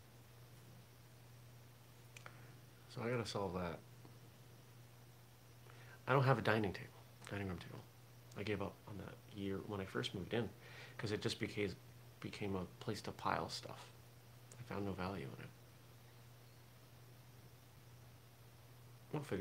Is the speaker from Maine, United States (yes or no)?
yes; Maine, United States; I grew up in Maine